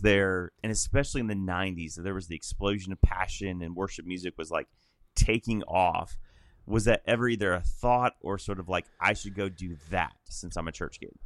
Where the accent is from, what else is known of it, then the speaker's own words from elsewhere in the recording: Illinois, United States; moved away as an adult; also born or lived in Middle Tennessee; I'm from Illinois originally